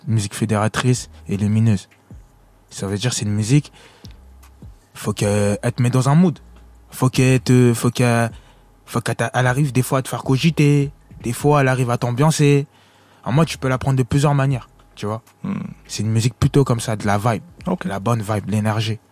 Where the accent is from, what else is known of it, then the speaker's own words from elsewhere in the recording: Villeneuve-Saint-Georges, Île-de-France, France; also born or lived in Congo; J'avais déjà fait une salle chez moi à Villeneuve-Saint-Georges au théâtre de Villeneuve